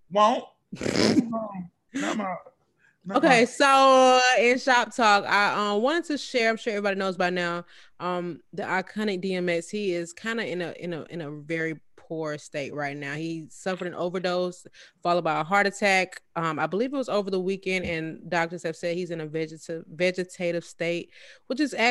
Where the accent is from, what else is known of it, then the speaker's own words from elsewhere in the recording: New York City, New York, United States; y'all ain't know I was raised in New York. I'm from Harlem.